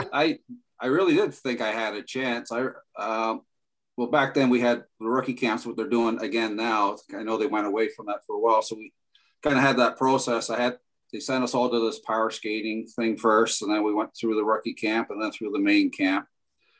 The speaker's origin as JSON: {"language": "English", "town": "Toronto", "region": "Ontario", "country": "Canada", "tie": "born or raised there", "said": "I grew up in Toronto, was always a Leaf fan"}